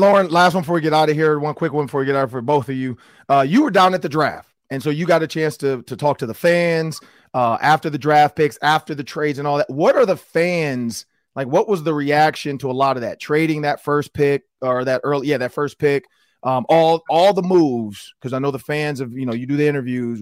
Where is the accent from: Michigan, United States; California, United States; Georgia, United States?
Michigan, United States; Detroit; I'm from Detroit